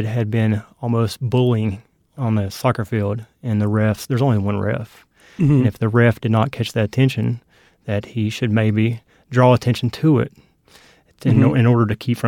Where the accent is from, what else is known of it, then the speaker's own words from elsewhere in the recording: North Myrtle Beach, South Carolina, United States; also born or lived in Kingsport, Tennessee; Yes, I grew up in North Myrtle Beach, South Carolina, in Kingsport, Tennessee.